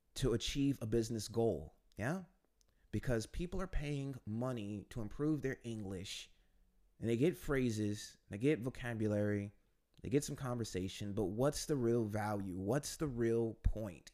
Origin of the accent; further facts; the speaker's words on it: United States; moved away as an adult; now in Warsaw, Poland; I'm an American who's been living in Poland for the last few years